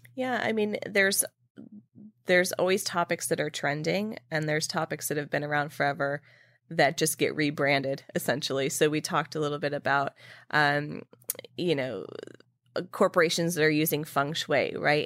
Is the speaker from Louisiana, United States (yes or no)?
no; California, United States; moved away as an adult; now in New York, United States; when I moved to New York from California, after living in California my whole life